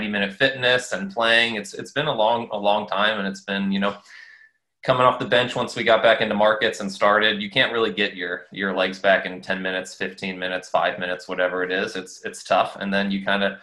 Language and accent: English; St. Louis, Missouri, United States; I played for Scott Gallagher growing up in St. Louis.